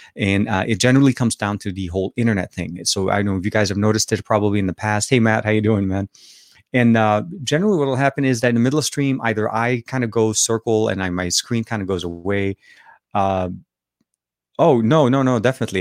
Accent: Lebanon; accent: Lebanese Arabic; now in California, United States; I am from Lebanon originally. So I speak Arabic

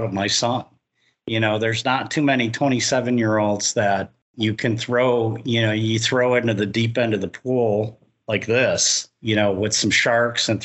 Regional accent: Chicago, Illinois, United States; now in Florida, United States; I come originally from the Chicago area

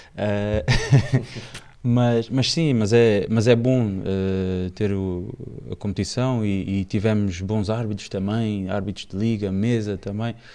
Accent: Angola; moved away as an adult; eu volto já como sénior para Angola

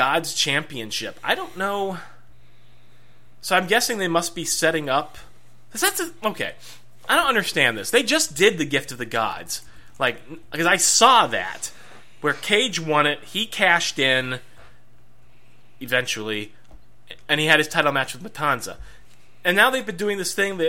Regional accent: United States; I'm American

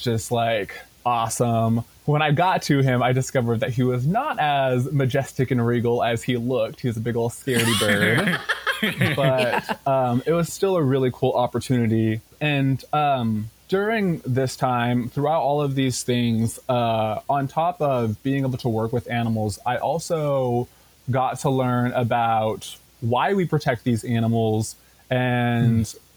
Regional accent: Tacoma, Washington, United States; I grew up in Tacoma and I have been going to this zoo for my entire life

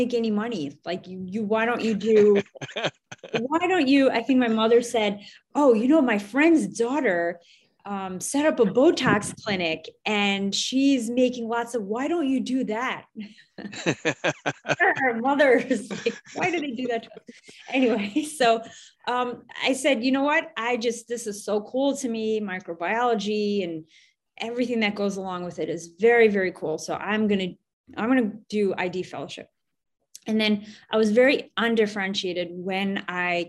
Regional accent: Westchester County, New York, United States; now in New York City, United States; I grew up in a suburb just outside of New York City in Westchester County

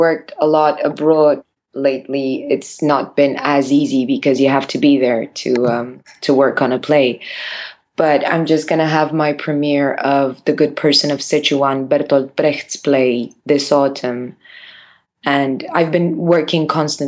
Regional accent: Bucharest, Romania; I was born in Bucharest and raised in Bucharest, where I live right now

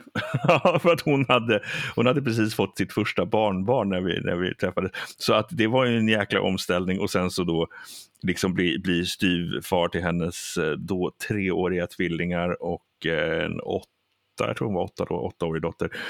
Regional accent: Sweden; Jag är ju svensk då, gift med en amerikanska och vi svenskar

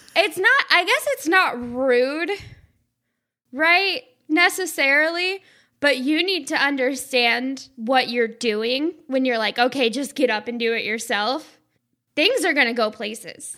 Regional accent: the South, United States; I'm from the South

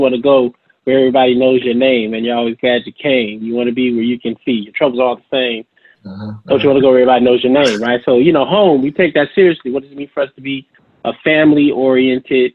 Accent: San Francisco, California, United States; also born or lived in Durham, North Carolina; a native San Franciscan

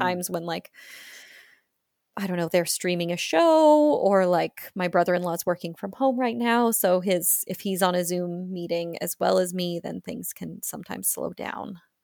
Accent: Australia; accent: Australian; my Australian accent

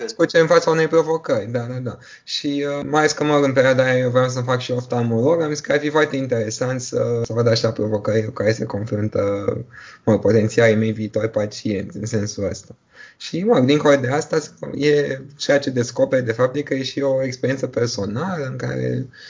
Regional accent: Bucharest, Romania; also born or lived in United Kingdom; M-am născut în România, în București, am urmat aici școala și liceul

